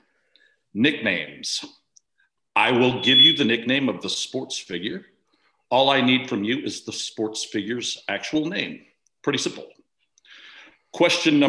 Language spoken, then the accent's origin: English; Springfield, Illinois, United States; from Springfield, Illinois